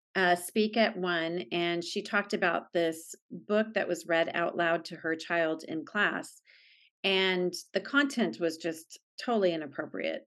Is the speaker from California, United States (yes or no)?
yes; San Diego, California, United States; I grew up in San Diego and, um, I still live here